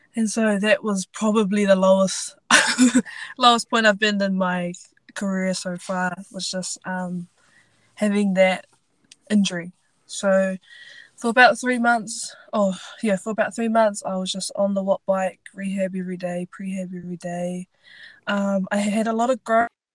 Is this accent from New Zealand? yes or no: yes; Invercargill, Southland, New Zealand; I am from Invercargill, so the very bottom of New Zealand, down south.